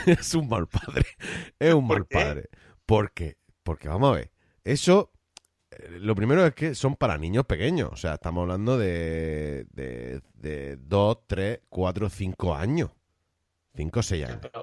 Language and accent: Spanish; Cartagena, Region of Murcia, Spain; yo de alcantarilla no soy. Soy de otro pueblecito más cercano a Cartagena. Pero me considero cartagenero.